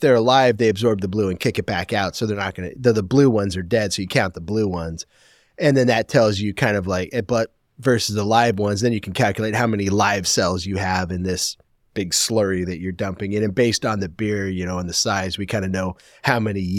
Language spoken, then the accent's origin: English; Portland, United States